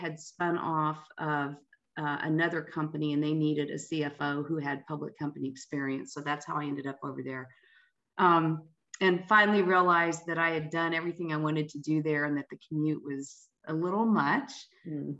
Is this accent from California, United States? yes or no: no; Vincennes, Indiana, United States; also born or lived in Bloomington, Indiana; now in Indianapolis, United States; I was born in Indianapolis, as I mentioned, and moved to Vincennes, Indiana, which is the southern part of the state, when I was 8, and grew up there